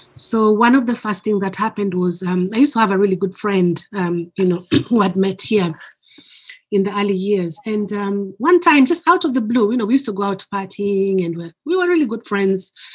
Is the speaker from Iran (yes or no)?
no; Kenya; now in United Kingdom